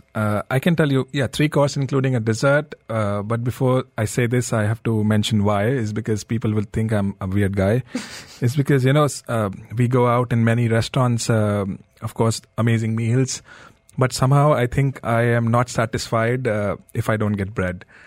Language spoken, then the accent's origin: English; Delhi, India; I grew up in uh, Delhi